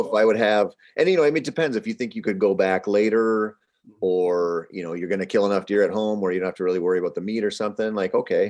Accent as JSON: {"language": "English", "region": "Minnesota", "country": "United States", "said": "I'm from Minnesota"}